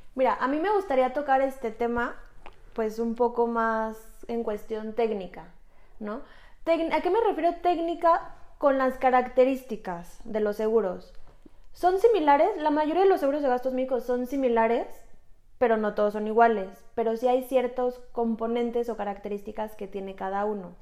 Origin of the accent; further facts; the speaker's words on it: Mexico; Somos mujeres mexicanas